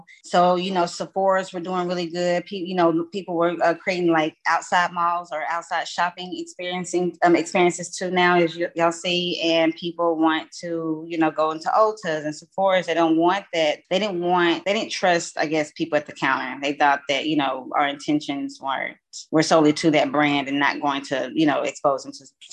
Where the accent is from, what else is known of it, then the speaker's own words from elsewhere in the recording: East Texas, United States; I am from East Texas